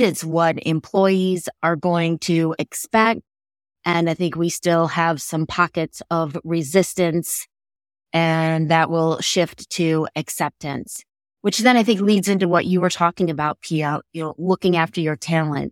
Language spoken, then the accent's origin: English; Chicago, Illinois, United States; I'm from Chicago, Illinois